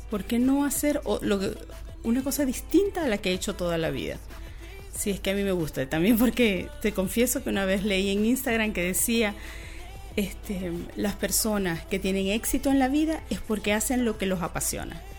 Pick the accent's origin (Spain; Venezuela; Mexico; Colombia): Venezuela; moved away as an adult; now in Chile; yo soy una venezolana recién llegada acá a Chile.